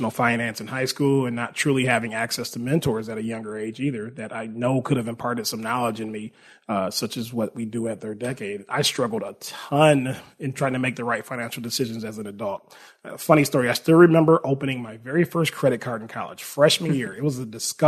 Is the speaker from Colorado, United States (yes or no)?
no; Milwaukee, Wisconsin, United States; moved away as an adult; now in Arizona, United States; I grew up in Milwaukee, Wisconsin.